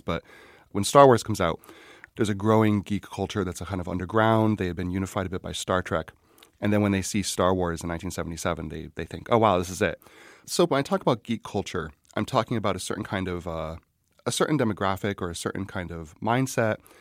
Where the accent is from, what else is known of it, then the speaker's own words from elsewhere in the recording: Scranton, Pennsylvania, United States; I'm from Scranton, Pennsylvania